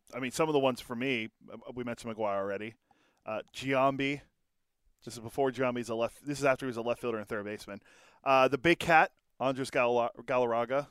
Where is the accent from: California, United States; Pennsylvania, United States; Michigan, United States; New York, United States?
Pennsylvania, United States; Pittsburgh; growing up in Pittsburgh